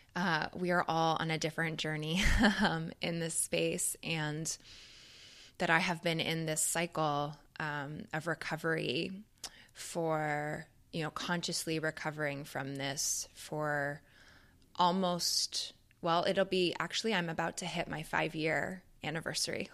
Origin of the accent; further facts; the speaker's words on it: Canada; moved away as an adult; now in United States; being a Canadian